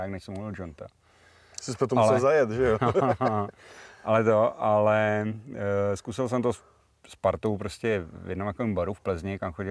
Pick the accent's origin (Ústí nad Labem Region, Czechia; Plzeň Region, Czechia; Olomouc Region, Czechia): Plzeň Region, Czechia; Plzen; Uh, už nebydlím v Plzni, ale jsem tam hrozně rád. Mám to kousek